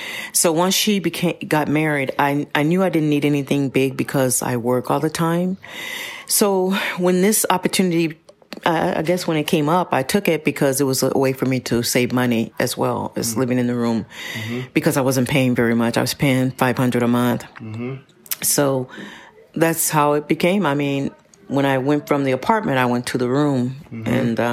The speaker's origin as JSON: {"language": "English", "town": "Pasadena", "region": "California", "country": "United States", "said": "I am. Mm-hmm. I'm from Pasadena."}